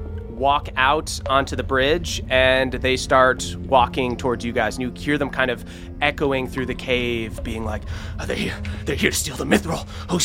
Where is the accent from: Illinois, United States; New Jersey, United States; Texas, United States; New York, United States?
New Jersey, United States; accent: New Jersey; It's tough with my New Jersey accent to say this word